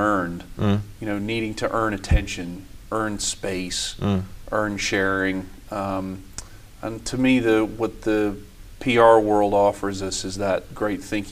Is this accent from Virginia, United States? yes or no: yes; Richmond, Virginia, United States; moved away as an adult; also born or lived in Washington; now in London, United Kingdom; I grew up in Richmond, Virginia, in the U.S., which is in the South, the Old South.